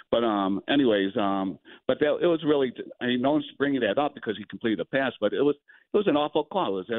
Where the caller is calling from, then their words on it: Buffalo Grove, Illinois, United States; Uh, Buffalo Grove.